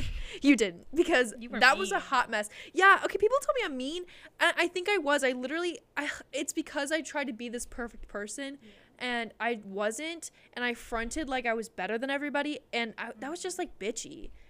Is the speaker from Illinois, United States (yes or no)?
no; Pittsburgh, Pennsylvania, United States; born there; I was born in Pittsburgh, for those who don't know